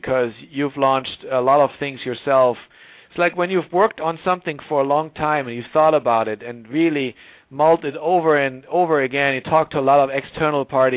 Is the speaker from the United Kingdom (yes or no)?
no; Germany; moved away as an adult; also born or lived in Tokyo, Japan; now in Silicon Valley, United States; I grew up in Germany, but I grew up in this tiny village of 5,000 people